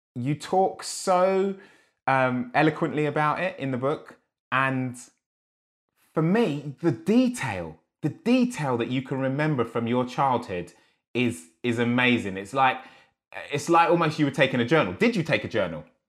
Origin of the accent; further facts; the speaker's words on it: Enfield, London, United Kingdom; I grew up in Enfield, dude, a different side of Enfield